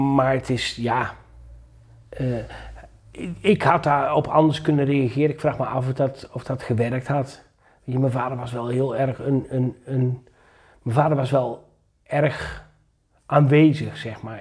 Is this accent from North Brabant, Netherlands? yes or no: no; Achterhoek, Gelderland, Netherlands; ik ben geboren en getogen in de Achterhoek